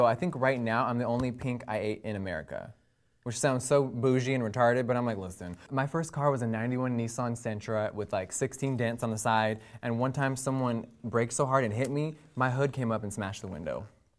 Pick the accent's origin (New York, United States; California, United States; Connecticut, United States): California, United States; Huntington Beach; Huntington Beach.